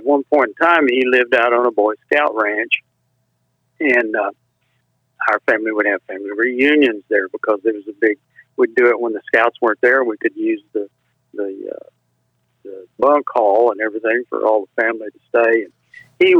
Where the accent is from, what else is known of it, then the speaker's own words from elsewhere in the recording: Bronte, Texas, United States; also born or lived in Ranger, Texas; I was born there in Ranger, Texas. When I was 1 year old, we moved out to further west Texas, north of San Angelo. And I went to first sixth grade to school in a little town called Bront